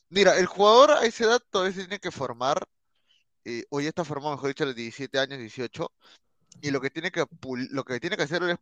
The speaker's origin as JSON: {"language": "Spanish", "country": "Peru", "said": "yo soy peruano."}